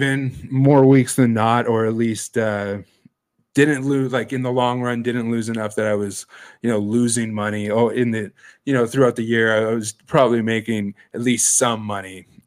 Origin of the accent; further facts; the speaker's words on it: Sudbury, Ontario, Canada; moved away as an adult; now in Toronto, Canada; I moved back home and worked in the mines and the smelter in Sudbury from like late 2010 until 2015. Got sick of my hometown again